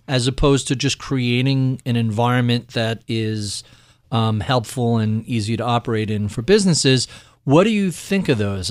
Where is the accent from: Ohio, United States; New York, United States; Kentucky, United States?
New York, United States; as a New Yorker